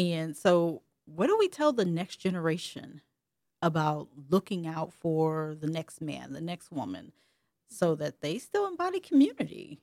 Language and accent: English; Ohio, United States; also born or lived in Alabama; me growing up in Ohio and not having that good old Alabama accent